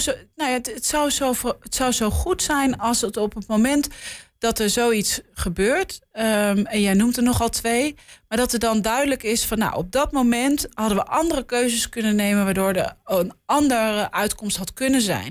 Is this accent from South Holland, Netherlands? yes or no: no; Haarlem, North Holland, Netherlands; Ik kom uit Haarlem